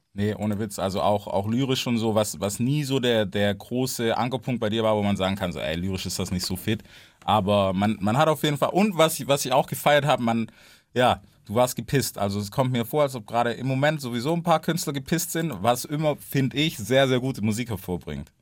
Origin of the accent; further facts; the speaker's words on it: the American South, United States; now in Germany; ich komme aus dem Süden, weißt du so, also auch aus Amerika und aus dem Süden